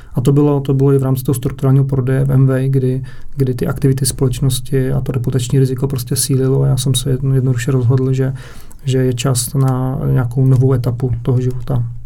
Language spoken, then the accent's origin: Czech; Předov, Olomouc Region, Czechia; jsem měl okno směrem na Prostějov, protože pocházím z Předova